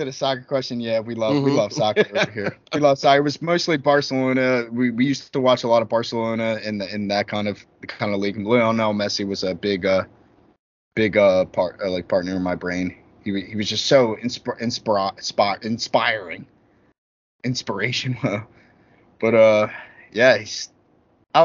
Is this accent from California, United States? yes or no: no; Philadelphia, Pennsylvania, United States; I'm from Philly